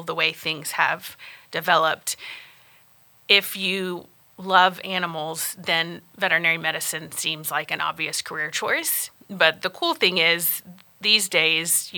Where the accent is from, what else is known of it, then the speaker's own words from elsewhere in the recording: just north of Tampa, Florida, United States; moved away as an adult; also born or lived in Alabama; now in Canyon, United States; I'm originally from Florida, so I grew up just north of Tampa